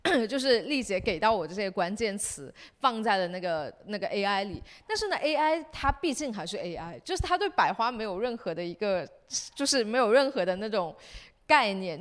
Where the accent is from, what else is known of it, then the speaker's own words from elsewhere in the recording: Shenzhen, Guangdong, China; 我们是在这长大